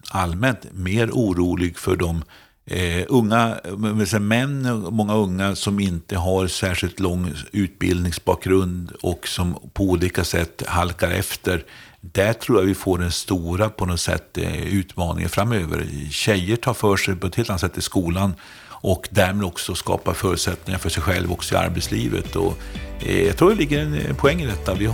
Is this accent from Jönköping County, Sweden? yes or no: yes; Jönköping, Jönköping County, Sweden; Jag kommer från Jönköping, där vi fått ny Munksjöstaden